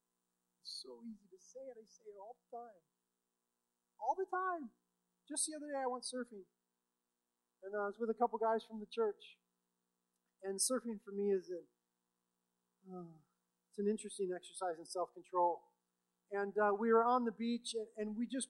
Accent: United States

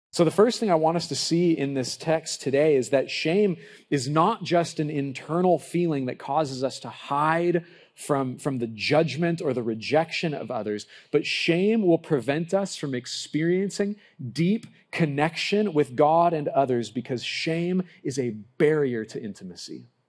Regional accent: Lompoc, California, United States; growing up in Lompoc, I lived down the street from the local bowling alley

